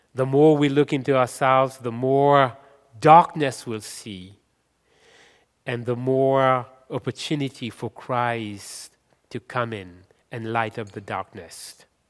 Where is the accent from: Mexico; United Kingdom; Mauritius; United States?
Mauritius; also born or lived in India (ancestry); now in Canada; I am from Mauritius